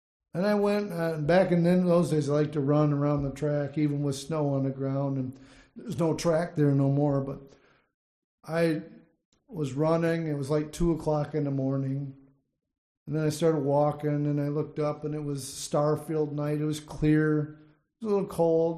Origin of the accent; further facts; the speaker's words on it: Saginaw, Michigan, United States; moved away; I think of my hometown that I grew up in and I was raised up in Saginaw, Michigan